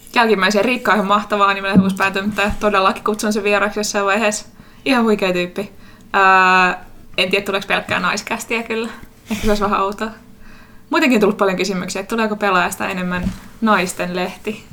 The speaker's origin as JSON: {"language": "Finnish", "town": "Turku", "region": "Southwest Finland", "country": "Finland", "also_born_or_lived": "Tampere", "accent": "Turku dialect", "said": "Mä oon turkulainen"}